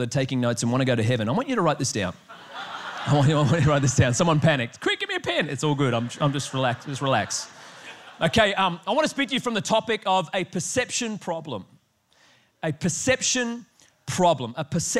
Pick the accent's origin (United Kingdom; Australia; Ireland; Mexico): Australia; I am Australian